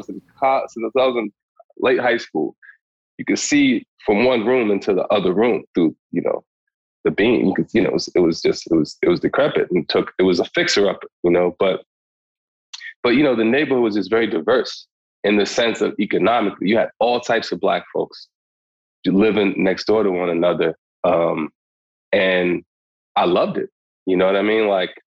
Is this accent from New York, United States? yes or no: yes; New York City, New York, United States; also born or lived in Crown Heights, Brooklyn; I moved to Bed-Stuy when I was 3